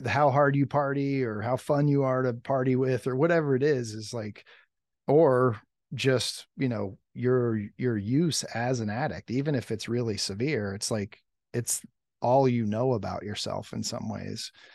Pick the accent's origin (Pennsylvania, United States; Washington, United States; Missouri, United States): Pennsylvania, United States; Lancaster County; I grew up in, like, rural Pennsylvania, um, Lancaster County area, farmland